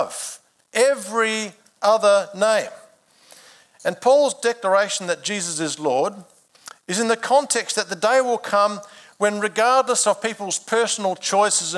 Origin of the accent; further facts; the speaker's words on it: Adelaide, South Australia, Australia; I began my life in March 1967 when I was born in Adelaide.